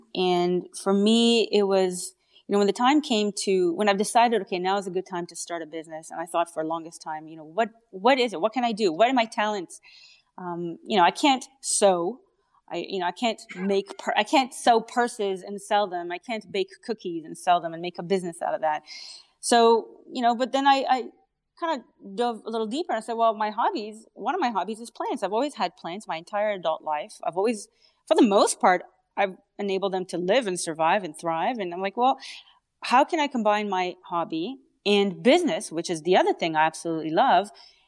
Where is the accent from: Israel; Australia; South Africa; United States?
Israel; English is a second language; now in Canada; Yeah, I'm Canadian. yeah, Israeli and then Canadian. But I can't shake off the accent.